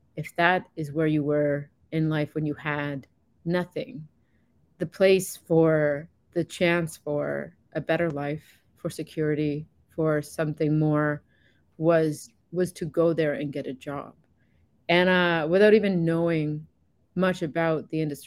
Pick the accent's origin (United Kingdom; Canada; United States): Canada; East Coast of Canada, Atlantic Canada; moved away as an adult; also born or lived in Fort McMurray, Alberta; I am from the East Coast of Canada, where we export a lot of labor to places like